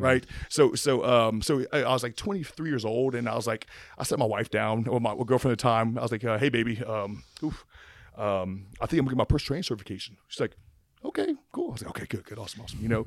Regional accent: Opelousas, Louisiana, United States; I'm from Appaloosa, Louisiana.

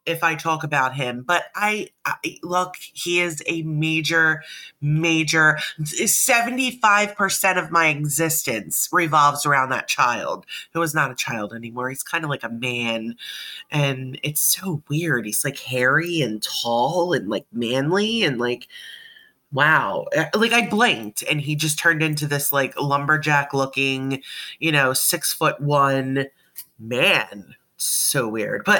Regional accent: Delaware County, Pennsylvania, United States; I was born and raised in the Philadelphia, Delaware County / Delco area of Pennsylvania.

